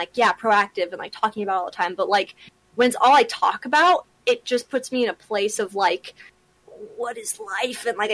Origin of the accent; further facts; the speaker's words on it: Southern California, United States; I grew up in Southern California